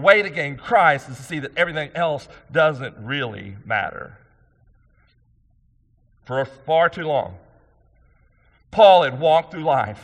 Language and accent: English; United States; I'm a conservative American